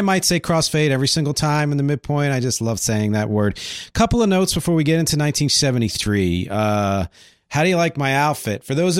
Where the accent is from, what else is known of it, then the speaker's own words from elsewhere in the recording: Philadelphia, Pennsylvania, United States; he's also from near where I grew up in the Philly area.